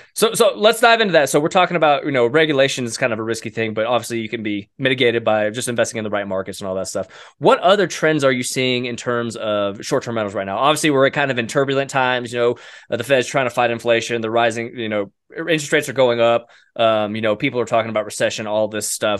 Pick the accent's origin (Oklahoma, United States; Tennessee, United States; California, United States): Oklahoma, United States; I grew up in Oklahoma